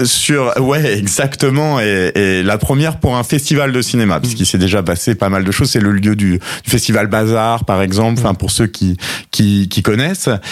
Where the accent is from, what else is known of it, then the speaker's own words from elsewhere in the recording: Normandy, France; moved away as an adult; now in Sète, France; je suis Sétois depuis euh, maintenant euh, trois ans, mais mes origines ne sont pas si éloignées de, de puisque je suis normand à l'origine